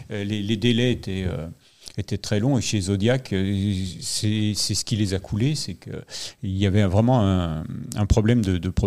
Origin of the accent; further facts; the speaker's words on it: Lyon, Auvergne-Rhône-Alpes, France; tous les Lyonnais euh, et nous sommes Lyonnais euh, pour certains d'entre nous